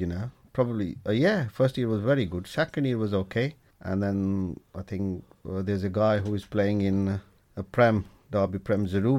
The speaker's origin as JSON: {"language": "English", "town": "Bhimber", "region": "Azad Kashmir", "country": "Pakistan", "second_language": "English", "moved": "as an adult", "lives_now": "Burton-on-Trent, United Kingdom", "said": "we are originally from Pakistan, Bhimber."}